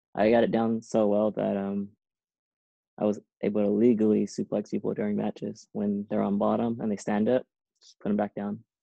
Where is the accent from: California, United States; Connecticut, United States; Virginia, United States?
California, United States; Seaside; moved away as an adult; also born or lived in Irvine, California / Boston; growing up in Seaside, we lived by the beach, we lived by Monterey Bay.